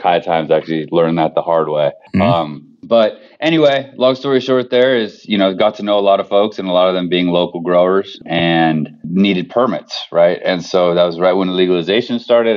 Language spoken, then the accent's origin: English; Bay Area, California, United States; I grew up in the Bay Area